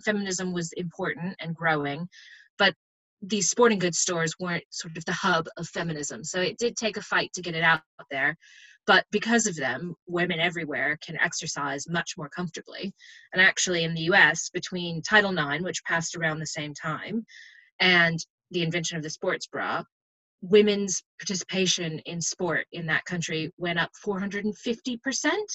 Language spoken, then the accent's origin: English; United States; as an American